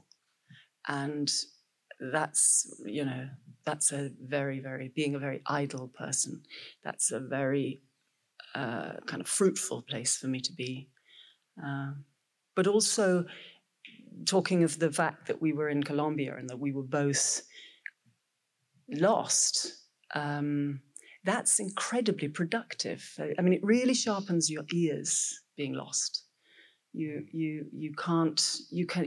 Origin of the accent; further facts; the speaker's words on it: Scotland, United Kingdom; being a Scot